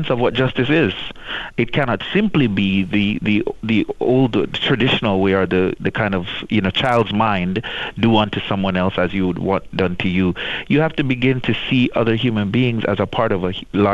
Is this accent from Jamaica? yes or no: yes; Jamaica; grew up in the church in the Caribbean. I'm from Jamaica